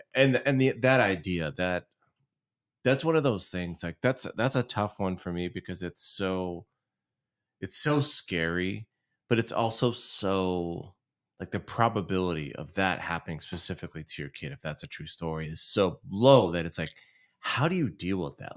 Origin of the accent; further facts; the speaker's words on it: Southern California, United States; we're from Southern California